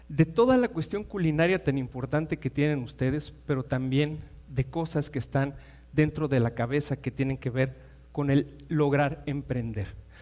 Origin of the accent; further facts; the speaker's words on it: Mexico; Jamás nosotros como mexicanos lo pensamos, pero hoy es una realidad.